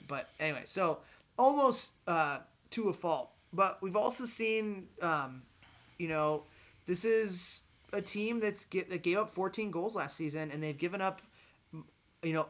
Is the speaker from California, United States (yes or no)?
no; Wisconsin, United States; I'm from Wisconsin